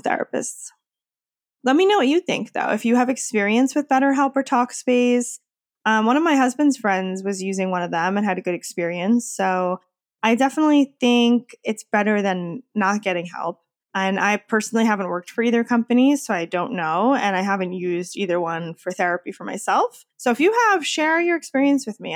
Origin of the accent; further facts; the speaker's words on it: Wappingers Falls, New York, United States; now in Queens, New York, United States; I'm originally from Wappingers Falls, New York.